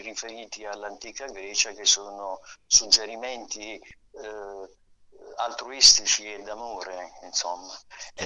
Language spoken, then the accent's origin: Italian; Taranto, Apulia, Italy; now in Milan, Italy; sono nato a Taranto.